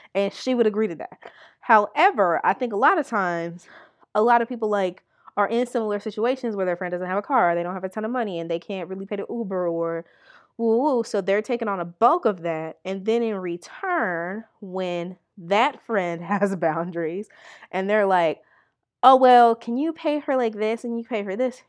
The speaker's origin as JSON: {"language": "English", "town": "Milwaukee", "region": "Wisconsin", "country": "United States", "said": "I'm from Milwaukee. It's not very expensive here"}